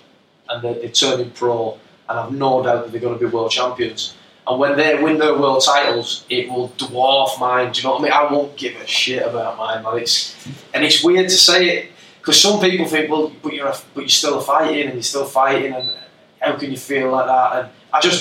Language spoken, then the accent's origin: English; Rochdale, North West England, United Kingdom; I grew up in Rochdale